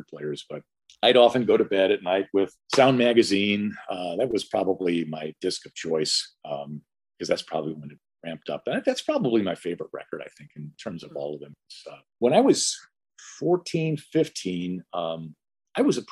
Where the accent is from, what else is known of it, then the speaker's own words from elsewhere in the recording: Chicago, Illinois, United States; I grew up in Chicago